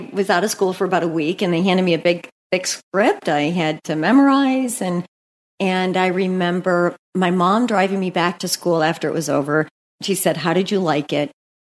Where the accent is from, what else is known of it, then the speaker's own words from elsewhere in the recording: St. Louis, Missouri, United States; moved away; also born or lived in West Coast / East Coast; From growing up in the Midwest, I loved growing up in St. Louis. Having lived on the West Coast and the East Coast, I've moved coast to coast, by the way, five times for work.